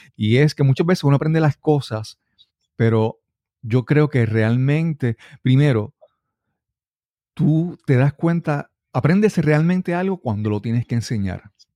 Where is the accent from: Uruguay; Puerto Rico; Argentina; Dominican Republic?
Puerto Rico; en Puerto Rico le diríamos gerencia de proyectos